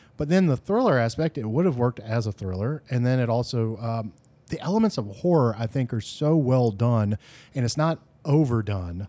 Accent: the South, United States; We are from the South

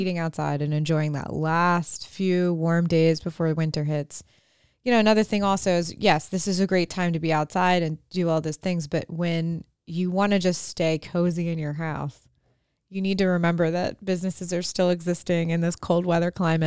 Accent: Cumberland, Maryland, United States; we're from Cumberland

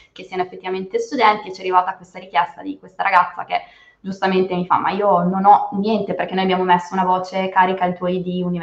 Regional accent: Turin, Piedmont, Italy; Io Torino

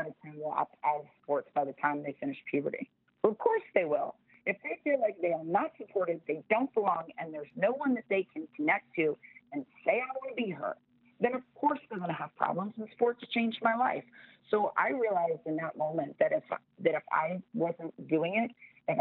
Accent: Florida, United States; Florida, my home state of Florida

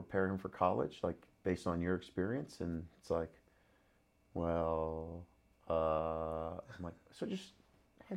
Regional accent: Los Angeles, California, United States; I grew up in the San Fernando Valley

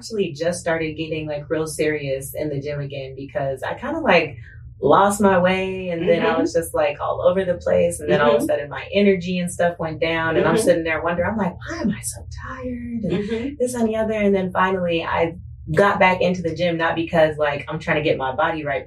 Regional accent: Las Vegas, Nevada, United States; also born or lived in San Diego; I was born in San Diego, but I was raised in Las Vegas, Nevada

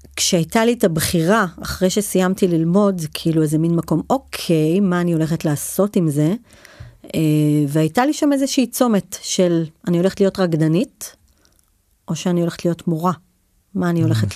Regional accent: Shlomi, Northern District, Israel; גדלתי כילדה בצפון הרחוק, בשלומי

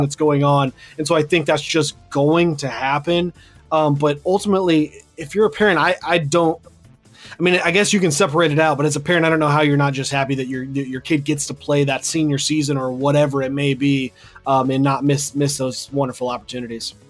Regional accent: Wichita, Kansas, United States; also born or lived in Andale, Kansas; I grew up in Wichita and went to school out there.

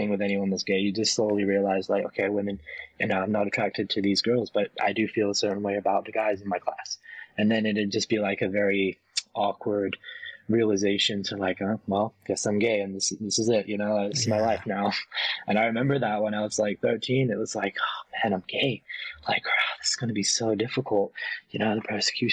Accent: York, Yorkshire and the Humber, United Kingdom; moved away as an adult; now in Las Vegas, United States; I'm from York, England. It's a town in the north of England, in the countryside.

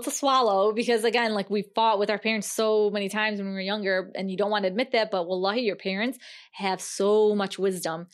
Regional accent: United States; growing up in America? as a Muslim American woman.

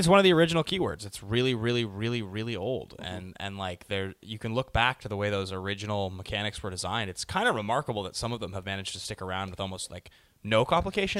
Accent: Seattle, Washington, United States; now in Los Angeles, United States; That's where I'm from. I'm from Seattle

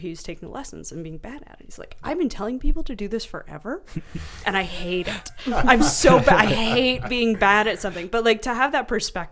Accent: United States; I'm American

